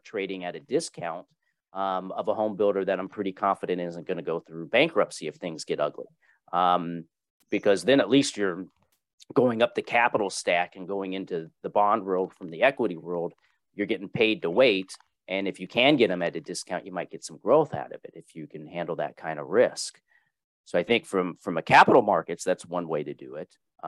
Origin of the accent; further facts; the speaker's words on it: Louisville, Kentucky, United States; born there; My brother was born in Pennsylvania. I was born in Louisville, Kentucky.